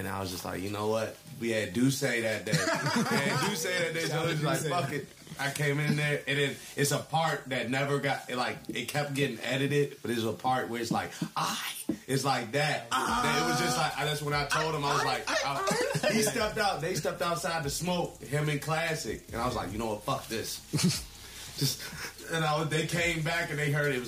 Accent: Mitchellville, Maryland, United States; we're from Mitchellville

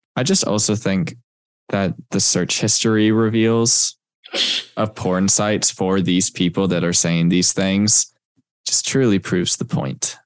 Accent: Texas, United States; moved away; I'm from Texas

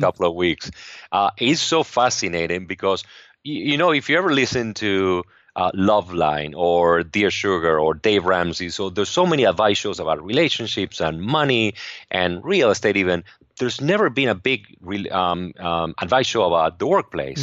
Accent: Argentina; English is a second language; moved away as an adult; now in Los Angeles, United States; I grew up in Argentina

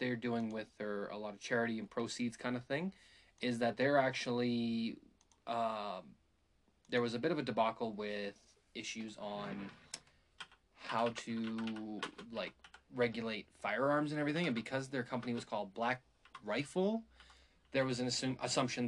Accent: Calgary, Alberta, Canada; I grew up in Calgary for, like, elementary and stuff like that.

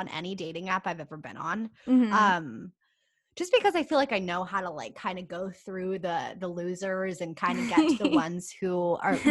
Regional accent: San Diego, California, United States; I am from San Diego, California. I live in San Diego.

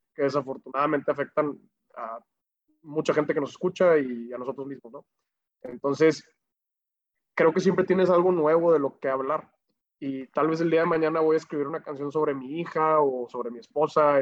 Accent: Monterrey, Nuevo León, Mexico; Nosotros ahí somos orgullosamente regios

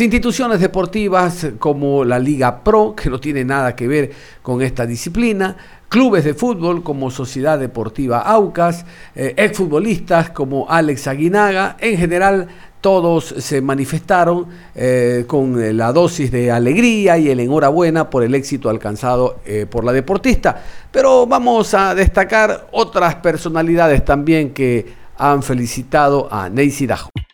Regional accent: Ecuador; todos los ecuatorianos

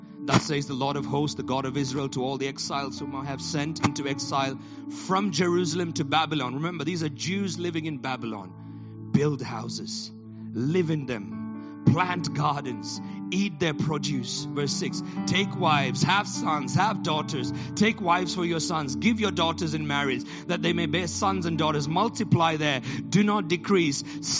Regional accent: Botswana; also born or lived in Nigeria / India / Middle East; now in United Kingdom; I too am an immigrant. I was born in Nigeria, grew up in Botswana, spent my life in India and the Middle East.

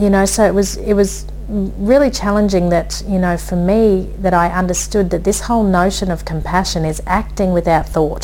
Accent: Brisbane, Queensland, Australia; I said, Brisbane

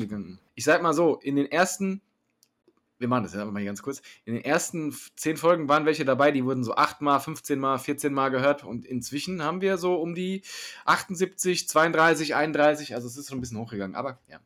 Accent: Hesse, Germany; Als Hesse

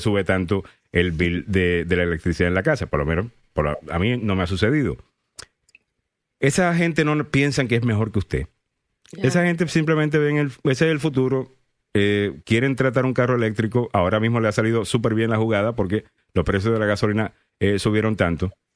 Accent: Puerto Rico; yo soy puertorriqueño.

